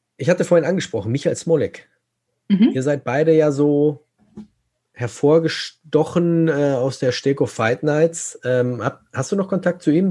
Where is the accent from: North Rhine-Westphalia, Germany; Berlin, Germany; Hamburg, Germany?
North Rhine-Westphalia, Germany; Gelsenkirchen; ich komme ja aus Gelsenkirchen